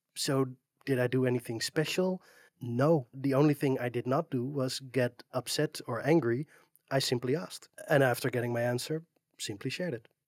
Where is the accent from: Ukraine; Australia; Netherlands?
Netherlands; I'm from the Netherlands, uh, it's a, it's a small flat country